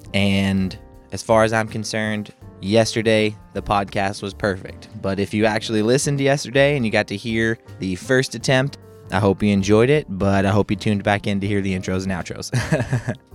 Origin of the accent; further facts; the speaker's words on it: Kentucky, United States; I'm feeling kinda like a country bumpkin. I'm from Kentucky